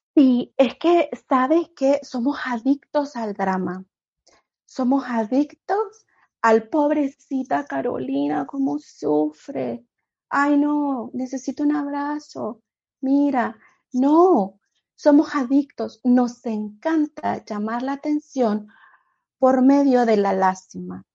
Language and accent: Spanish; Honduras; moved away as an adult; now in United States; vengo de Honduras, soy centroamericana y llegué a este país, Estados Unidos